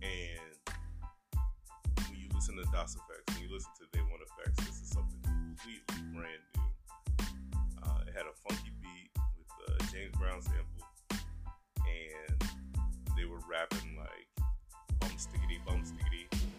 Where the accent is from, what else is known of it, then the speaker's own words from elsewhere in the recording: Germany; The reason why I tell you why I grew up in Germany was because at that time I didn't have radio stations like Hot 97 or Power 105 like we have now.